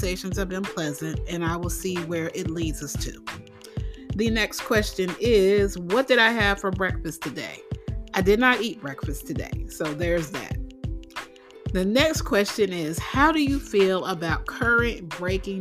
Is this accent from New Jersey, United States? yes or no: yes; New Jersey, United States; also born or lived in Philadelphia, Pennsylvania; I am originally from New Jersey. I was born in Philly, but I lived in New Jersey for a good part of my life. Yes, that is where I grew up